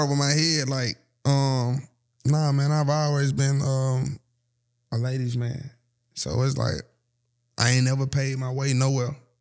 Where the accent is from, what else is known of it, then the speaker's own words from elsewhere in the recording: Atlanta, Georgia, United States; I'm from Atlanta